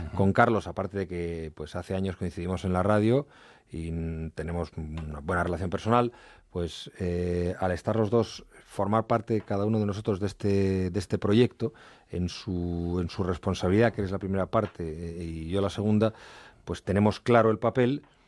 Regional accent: Madrid, Community of Madrid, Spain; also born or lived in Asturias; yo nací en Madrid y ahí no, no vivía salvo periodos, pero largos periodos de mi infancia

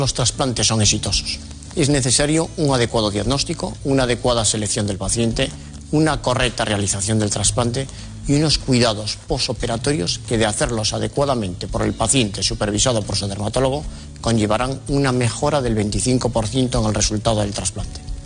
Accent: Lugo, Galicia, Spain; born or raised there; accent: Galician; now in Madrid, Spain

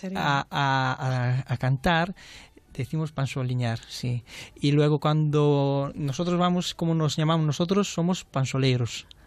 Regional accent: Transylvania, Romania; Spanish is a second language; now in Spain; nosotros como somos la parte de Ardeal, de Transilvania

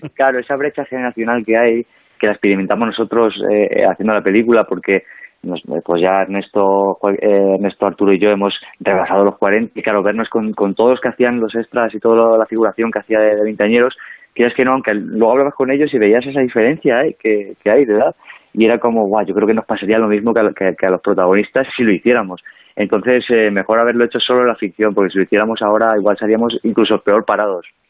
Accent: El Provencio, Castilla-La Mancha, Spain; moved away; el Provencio, mi pueblo, es, pertenece a la provincia de Cuenca. O sea, yo en ah. realidad soy nacido allí

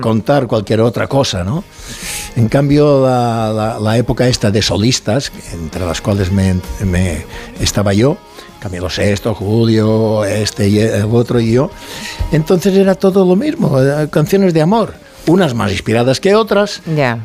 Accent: Mallorca, Balearic Islands, Spain; accent: Mallorcan; soy de Mallorca

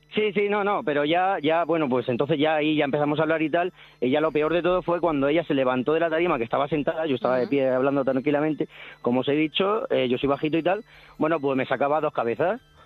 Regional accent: Cartagena, Region of Murcia, Spain; now in Benidorm, Spain; de Benidorm, pero soy de Cartagena

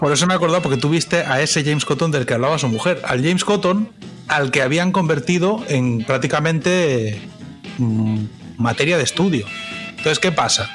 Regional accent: Catalonia, Spain; now in United States

